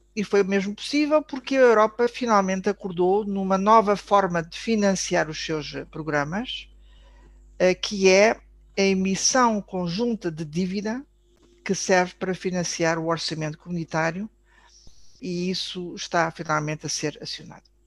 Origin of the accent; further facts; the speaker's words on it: Portugal; como portugueses